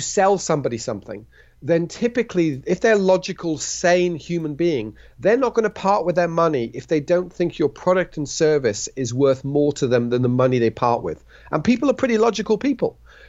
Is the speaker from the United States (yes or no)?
no; Switzerland; also born or lived in United Kingdom; I was born in the United Kingdom to British parents. I was raised in Switzerland. I then did a bilingual international business degree, which allowed me to study in both the UK and in France.